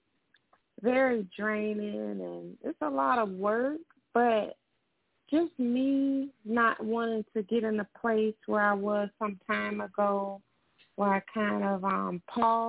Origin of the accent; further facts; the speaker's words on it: Jacksonville, Florida, United States; I'm from Duval County, Jacksonville, Florida